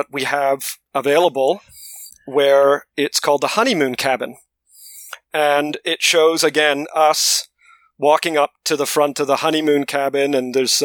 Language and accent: English; London, United Kingdom; moved away; I was born in London, in England